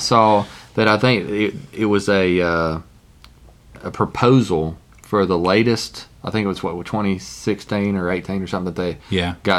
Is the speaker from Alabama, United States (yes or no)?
yes; Alabama, United States; Hey, I'm from Alabama.